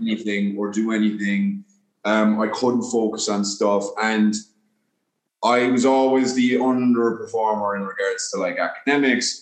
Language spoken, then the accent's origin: English; Ireland; also born or lived in New York, United States; now in Los Angeles, United States; I grew up in Ireland, uh, but I was born in New York, so I was in New York until I was nine